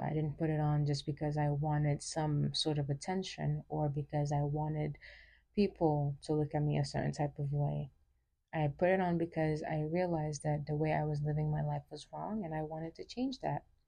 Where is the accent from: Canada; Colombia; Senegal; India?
Senegal; moved away; also born or lived in New York, United States; I was born in New York and I was raised in uh, West Africa, Senegal. I was there for nearly 16 years